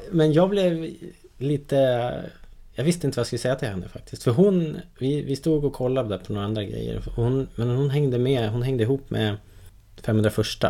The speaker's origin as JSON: {"language": "Swedish", "country": "Sweden", "said": "som svensk"}